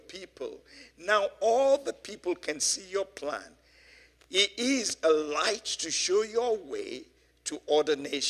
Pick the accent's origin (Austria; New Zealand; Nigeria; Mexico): Nigeria; now in London, United Kingdom; growing up in Nigeria some 60-something years ago